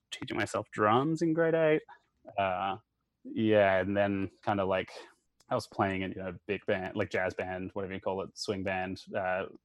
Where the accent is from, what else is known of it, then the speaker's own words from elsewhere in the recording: Brisbane, Queensland, Australia; moved away as an adult; also born or lived in Santiago, Chile / New York / Connecticut / Florida; now in Arizona, United States; I was born in Brisbane, but then I grew up in Latin America. And then on just before my sixth birthday, we moved back to Australia